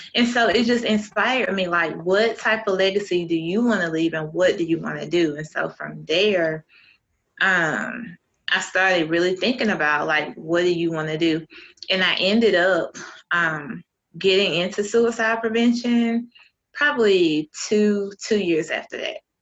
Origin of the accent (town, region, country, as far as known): Eastern North Carolina, United States; born or raised there